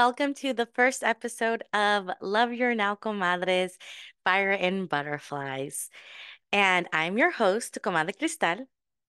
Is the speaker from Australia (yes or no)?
no; Mexico; born there; But yes, so I was born in Mexico.